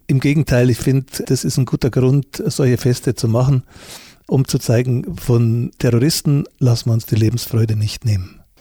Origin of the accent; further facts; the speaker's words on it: Munich, Bavaria, Germany; obwohl ich Münchner bin und mich auch für einen Bayern halte